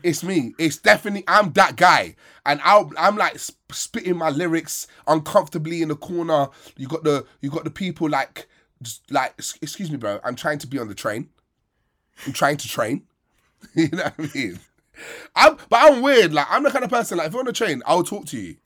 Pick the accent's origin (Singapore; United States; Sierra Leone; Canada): Sierra Leone; We have less money, smaller country, more time on our hands, so we cook more than you guys